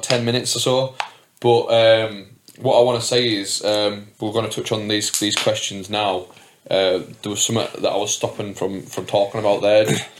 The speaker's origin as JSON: {"language": "English", "town": "Whitehaven", "region": "North West England", "country": "United Kingdom", "said": "I'm from Whitehaven"}